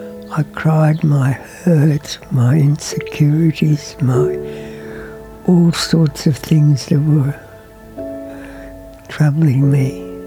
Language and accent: English; Beijing, China; born there; I was born in Beijing, China, to parents who were born in Russia.